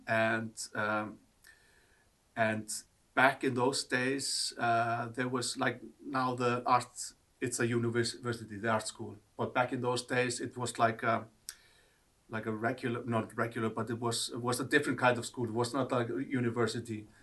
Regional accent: Reykjavik, Capital Region, Iceland; also born or lived in Akureyri; I grew up in Reykjavik

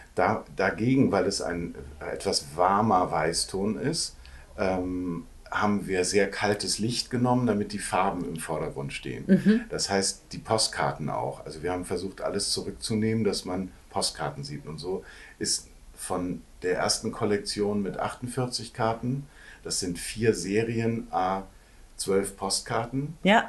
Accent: Hamburg, Germany; moved away as an adult; also born or lived in Cologne; aufgewachsen äh, am Rande von Hamburg, äh, am Flughafen Hamburg

